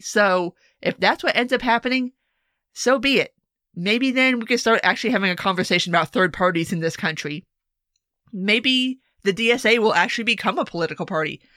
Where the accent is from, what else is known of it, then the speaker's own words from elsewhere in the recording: South Florida, United States; My home state